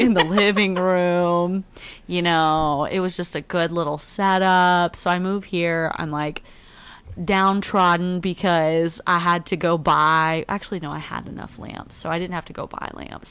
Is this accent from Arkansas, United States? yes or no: yes; Arkansas, United States; now in Dallas, United States; I'm from Arkansas.